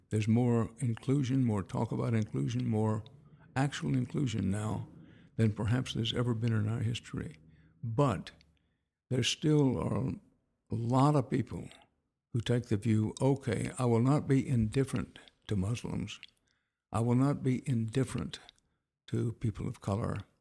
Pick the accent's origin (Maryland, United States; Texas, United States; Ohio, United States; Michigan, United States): Texas, United States; Houston; also born or lived in Wharton, Texas; I was born in Wharton, growing up in Houston